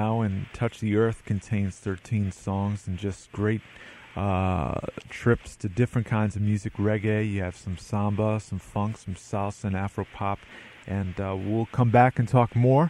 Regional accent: New Jersey, United States; born there; I was born in New Jersey too, so

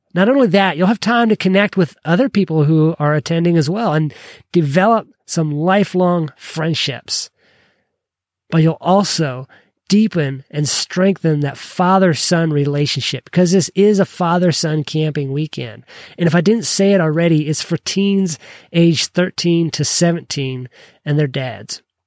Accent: Kentucky, United States; I'm from Kentucky

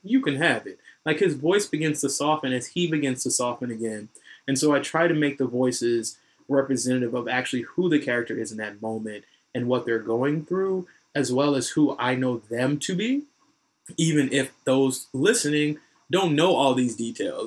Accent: North Carolina, United States; I'm from North Carolina

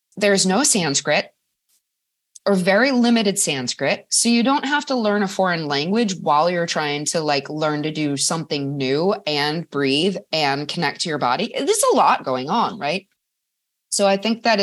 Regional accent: Madison, Wisconsin, United States; Madison, Wisconsin is my hometown

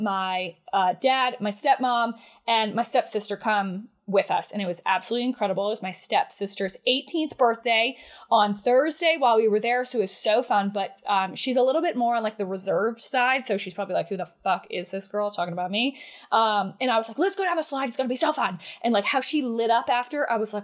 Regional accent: United States; also born or lived in New Hampshire; now in Atlanta, United States; I'm from Vermont and New Hampshire

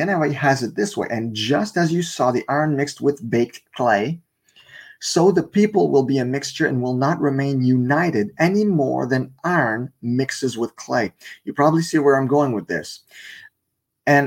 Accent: Canada; English is a second language; I'm Canadian

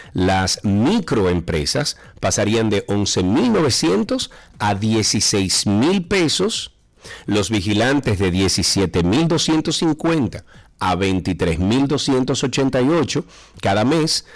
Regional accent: Dominican Republic; somos nosotros los dominicanos

